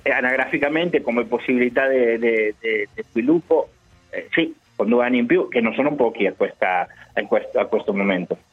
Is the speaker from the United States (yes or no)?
no; Buenos Aires Province, Argentina; Italian is a second language; moved away; Sono nato a Nadroghe nella provincia di Buenos Aires